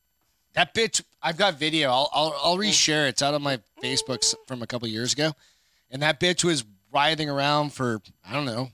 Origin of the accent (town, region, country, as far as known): Hampton, New Hampshire, United States; born or raised there; moved away